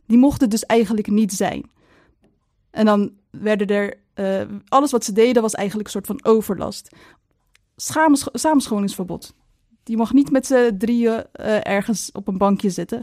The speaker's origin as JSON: {"language": "Dutch", "town": "Maasluis", "region": "South Holland", "country": "Netherlands", "said": "In Maasluis, ik kom dan uit Maasluis"}